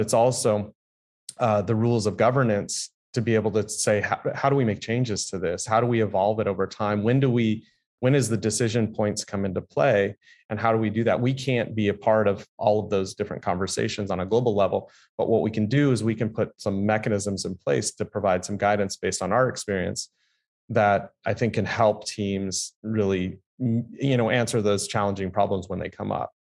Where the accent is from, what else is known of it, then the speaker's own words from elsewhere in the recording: San Diego, California, United States; I grew up here in San Diego